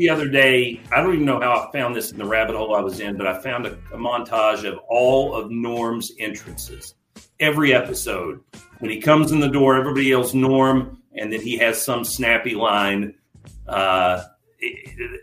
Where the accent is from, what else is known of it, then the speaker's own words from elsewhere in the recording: West Virginia, United States; now in South Carolina, United States; Where I grew up in West Virginia, they were called tagalongs. When I moved down to South Carolina